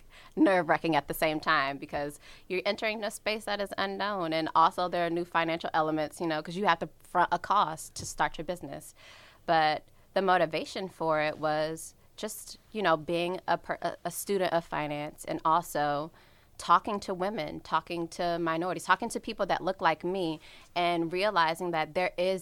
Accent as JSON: {"language": "English", "town": "Washington", "region": "District of Columbia", "country": "United States", "said": "I'm from the Washington, D.C. area."}